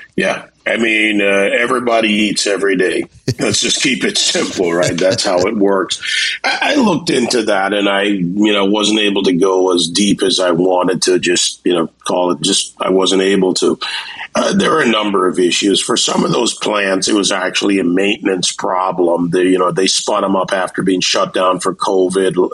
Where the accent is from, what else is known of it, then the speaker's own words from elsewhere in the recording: Jamaica; now in Miami, United States; I was born in the Caribbean. I was born in Jamaica, West Indies.